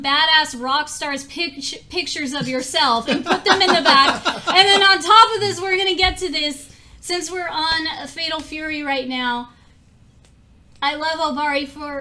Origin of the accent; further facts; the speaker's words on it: Los Angeles, California, United States; I grew up in Little Tokyo in Chinatown